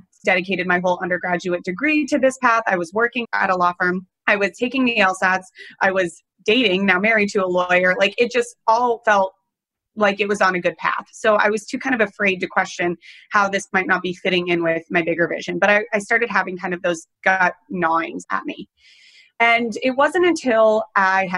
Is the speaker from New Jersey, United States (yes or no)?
no; Colorado, United States; now in New York City, United States; I grew up in Colorado